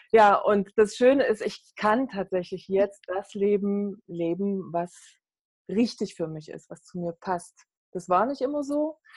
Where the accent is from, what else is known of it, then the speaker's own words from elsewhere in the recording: East Germany, Germany; Ich bin aufgewachsen in der DDR und damals habe ich mich wirklich auch durch Leistung definieren müssen.